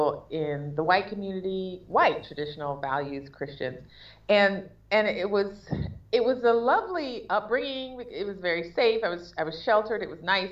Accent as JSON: {"language": "English", "town": "Huntsville", "region": "Alabama", "country": "United States", "tie": "born or raised there", "also_born_or_lived": "Taiwan / Jamaica", "moved": "as an adult", "said": "I'm from Huntsville, Alabama"}